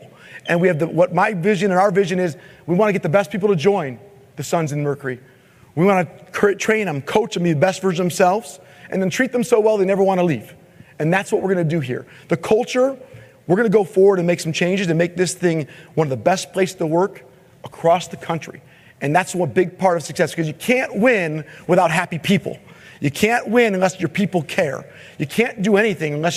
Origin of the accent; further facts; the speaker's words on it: Michigan, United States; I'm from Michigan